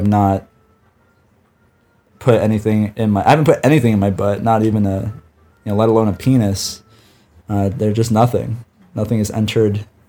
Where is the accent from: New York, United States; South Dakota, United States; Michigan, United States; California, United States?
California, United States; I'm from California. How about you? Wasting away in the sunshine.